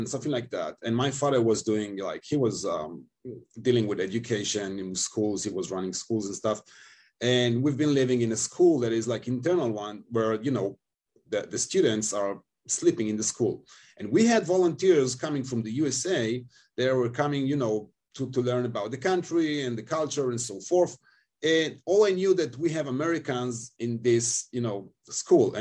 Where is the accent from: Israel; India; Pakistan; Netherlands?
Israel; Tel Aviv, Tel Aviv District; English is a second language; moved away as an adult; also born or lived in China / Japan / Spain / United States; I live in Israel, I stay in Tel Aviv, that's my hometown.